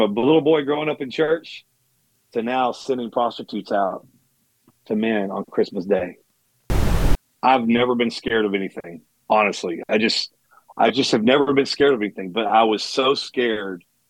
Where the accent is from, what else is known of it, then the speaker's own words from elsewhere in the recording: Dallas, Texas, United States; I'm born and raised in Dallas, Texas